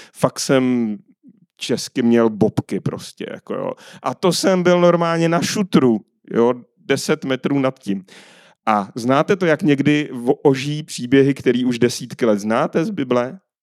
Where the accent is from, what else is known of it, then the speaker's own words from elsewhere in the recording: Czechia; my jako Češi i národ